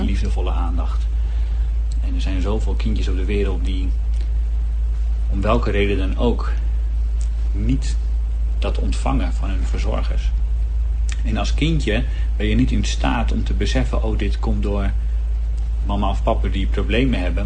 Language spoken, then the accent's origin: Dutch; Heerhugowaard, North Holland, Netherlands; Ik ben 36 jaar uit Herugewaard.